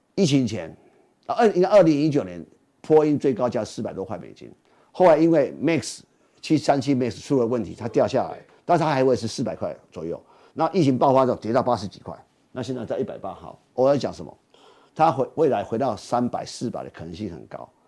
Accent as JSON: {"language": "Chinese", "country": "Taiwan", "said": "其实我们台湾人哦，就觉得说台北加高雄很远"}